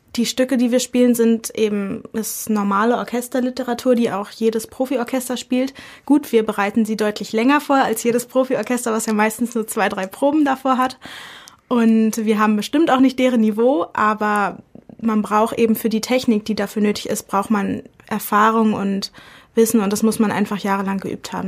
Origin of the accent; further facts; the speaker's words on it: Berlin, Germany; moved away as an adult; now in Dresden, Germany; Ich komme ursprünglich aus Berlin und bin zum Medizinstudium